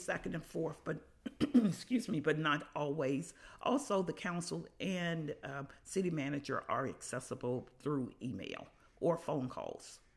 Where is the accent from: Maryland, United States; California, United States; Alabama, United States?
Alabama, United States; Birmingham; moved away as an adult; now in Carbondale, United States; I'm originally from Birmingham, Alabama. I grew up there, went to school there, uh, came to Carbondale in nineteen seventy-one